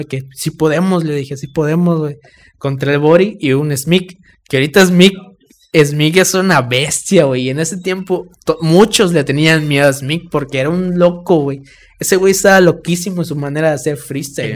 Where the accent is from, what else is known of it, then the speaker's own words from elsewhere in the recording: Campeche, Mexico; nosotros, la banda de Campeche